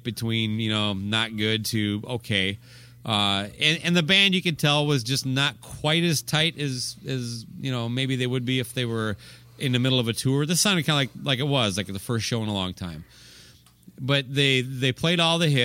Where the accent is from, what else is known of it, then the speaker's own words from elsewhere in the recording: Owatonna, Minnesota, United States; also born or lived in Rochester, Minnesota; I grew up in Owatonna, went to college in Rochester